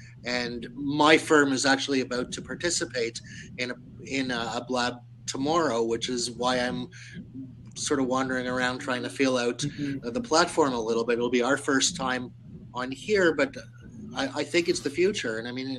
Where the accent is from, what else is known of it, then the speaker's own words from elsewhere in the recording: Toronto, Ontario, Canada; Toronto, Canada.